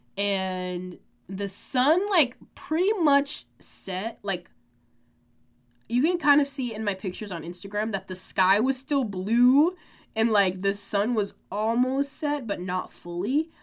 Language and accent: English; United States